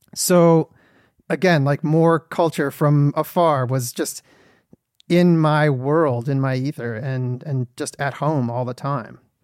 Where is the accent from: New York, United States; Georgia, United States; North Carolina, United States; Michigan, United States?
Michigan, United States; Detroit; I'm from Detroit, Michigan